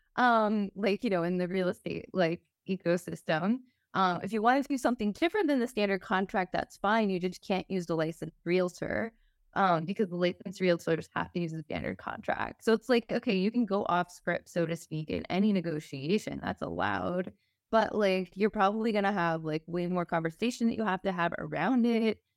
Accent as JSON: {"language": "English", "region": "Texas", "country": "United States", "said": "I'm from Texas, so maybe this is, like, Texan for you also, so maybe I'm also speaking from, like, cultural upbringing"}